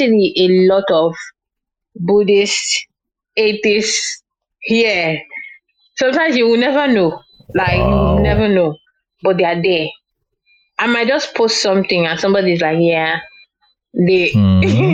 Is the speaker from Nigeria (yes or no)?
yes; Lagos, Nigeria; moved away as an adult; now in Accra, Ghana; let me not even say Nigeria, Lagos, because I grew up in Lagos